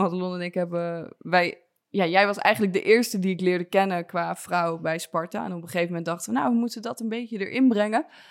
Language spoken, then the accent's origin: Dutch; Soest, Utrecht, Netherlands; ik ben opgegroeid uit Soes, maar vlakbij Amersfoort